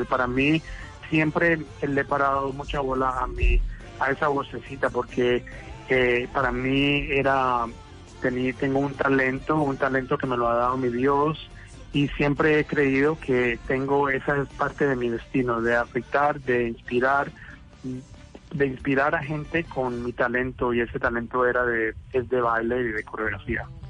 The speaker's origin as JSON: {"language": "Spanish", "town": "Cali", "region": "Valle del Cauca", "country": "Colombia", "tie": "born or raised there", "moved": "yes", "lives_now": "New York, United States", "said": "nacer en Cali, porque yo creo que en Cali todos nacemos a bailar"}